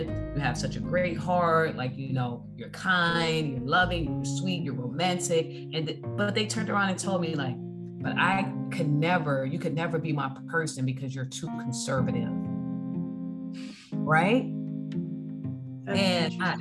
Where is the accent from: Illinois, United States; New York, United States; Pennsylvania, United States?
Illinois, United States; Chicago; I grew up in Chicago